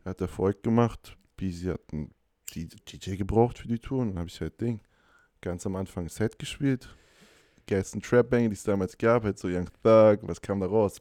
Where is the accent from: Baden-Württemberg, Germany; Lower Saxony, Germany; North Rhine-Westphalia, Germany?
Lower Saxony, Germany; Hanover; moved away as an adult; now in Stuttgart, Germany; in Hannover studiert, wo ich herkomme